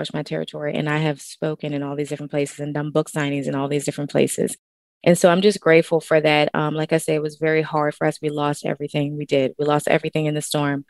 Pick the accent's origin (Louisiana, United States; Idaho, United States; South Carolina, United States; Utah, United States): Louisiana, United States; New Orleans; moved away as an adult; now in Texas, United States; I'm originally from New Orleans, Louisiana, and born and raised